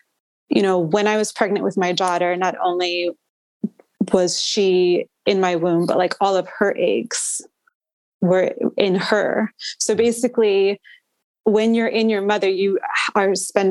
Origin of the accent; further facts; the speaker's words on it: Maryland, United States; moved away as an adult; also born or lived in Los Angeles; I'm from Maryland. So I came back home